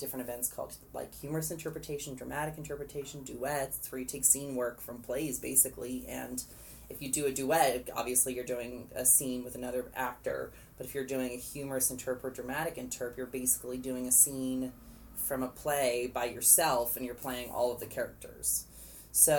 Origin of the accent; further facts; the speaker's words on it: Plano, Texas, United States; I grew up in Plano, Texas, which is a suburb of Dallas.